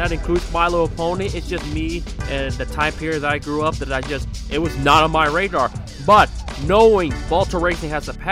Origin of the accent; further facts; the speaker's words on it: Bay Area, California, United States; I was born in the Bay Area